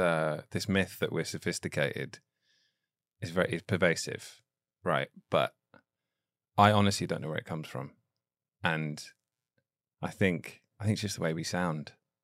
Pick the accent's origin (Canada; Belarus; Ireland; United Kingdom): United Kingdom; England; now in United States; I'm from England